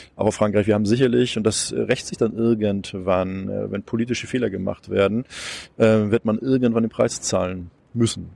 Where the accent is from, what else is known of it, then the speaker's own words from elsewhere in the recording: Hamburg, Germany; das sage ich jetzt mal als Hamburger